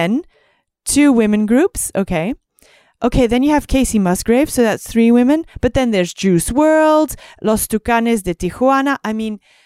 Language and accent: English; Belgium; I'm used to festivals with like 12 stages because I'm from Belgium